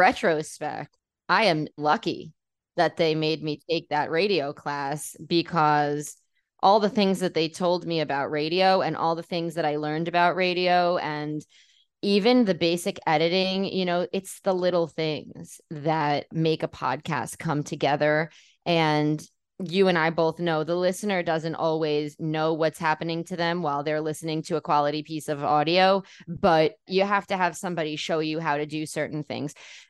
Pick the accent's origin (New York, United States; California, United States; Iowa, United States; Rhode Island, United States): New York, United States; New York City; I think despite growing up in New York City, where there's a huge Jewish community, I still always recognized that I was other.